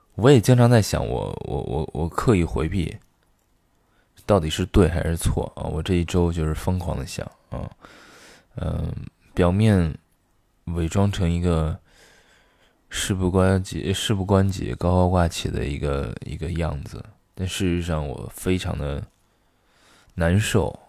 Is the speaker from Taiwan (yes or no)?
no; Xi'an, Shaanxi, China; now in Beijing, China; 我的老家西安